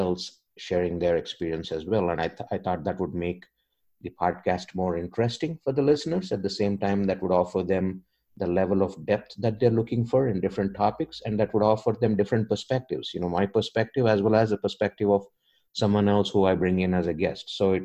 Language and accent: English; India; moved away; I'm an immigrant. You know, I came from India